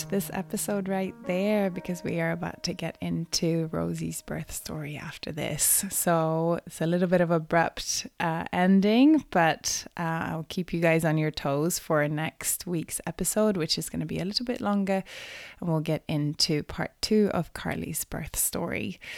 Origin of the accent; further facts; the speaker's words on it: Sweden; moved away; I'm from Sweden originally